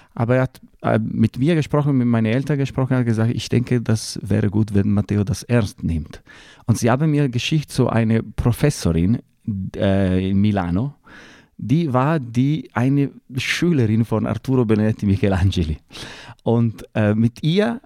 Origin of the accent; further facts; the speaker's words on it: Lake Como, Lombardy, Italy; German is a second language; moved away as an adult; ich bin im, am Kummersee in einem kleinen Dorf am Kummersee geboren und dort bin ich geblieben, bis ich 28 Jahre alt war.